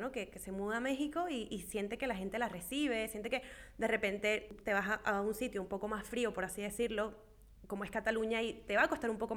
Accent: Venezuela; moved away; venezolano fuera de Venezuela, en el caso de nosotras que somos venezolanas.

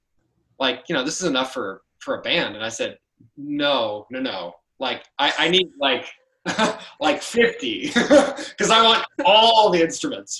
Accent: Indianola, Iowa, United States; I'm from Indianola, Iowa. I'm from the Des Moines metro area.

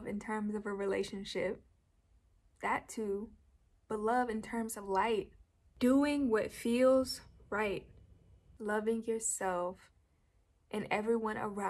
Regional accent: Georgia, United States; I am from Georgia

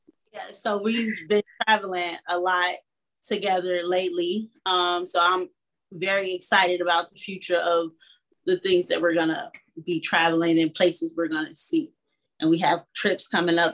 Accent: Chicago, Illinois, United States; I'm from Chicago, Illinois

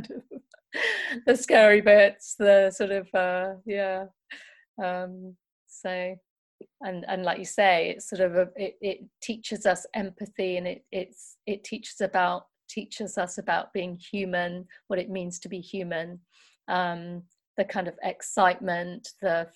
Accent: Nottingham, East Midlands, United Kingdom; When I was growing up in Nottingham, I went to a great primary school

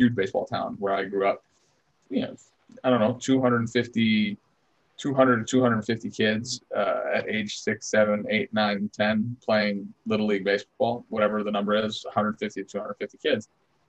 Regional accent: United States; born there; also born or lived in Italy; So I was born in the States, and I was doing like the back and forth thing in elementary school

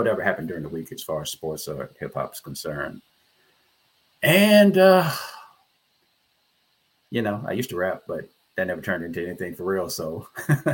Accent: Richmond, Virginia, United States; I'm from Richmond, Virginia

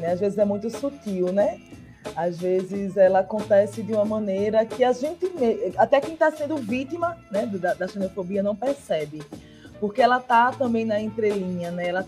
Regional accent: Northeast Region, Brazil; accent: Northeastern Brazilian; A gente fala com o nosso sotaque aqui no Nordeste

